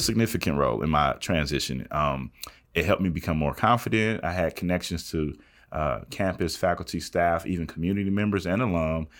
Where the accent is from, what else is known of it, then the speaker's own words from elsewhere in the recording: Southwestern Kentucky, United States; moved away as an adult; I'm from West, Southwestern Kentucky